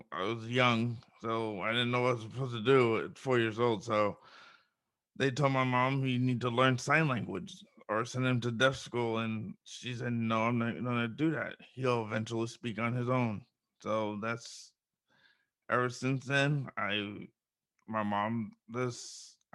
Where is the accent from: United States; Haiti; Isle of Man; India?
United States; Minnesota; also born or lived in Toronto; Um, my background is I was born in Toronto, Canada and I was there for until five years old, and I moved around the United States with my dad for a while, and then in 2008 we settled down in Minnesota